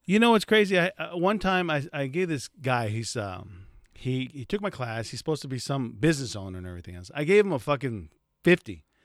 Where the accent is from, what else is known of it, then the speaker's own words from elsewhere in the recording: United States; I'm from in the United States